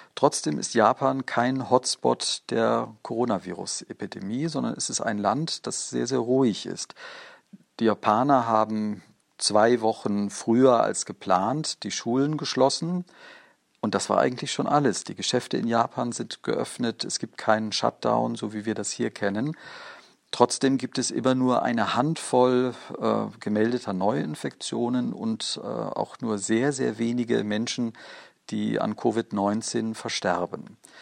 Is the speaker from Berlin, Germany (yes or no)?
no; Bavaria, Germany; Bei uns in Bayern